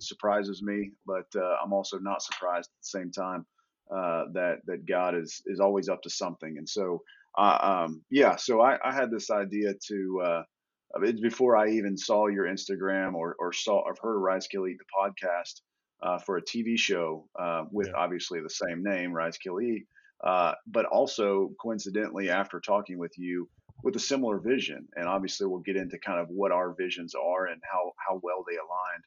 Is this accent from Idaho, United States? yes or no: no; Indiana, United States; moved away as an adult; now in Texas, United States; I, grew up in Indiana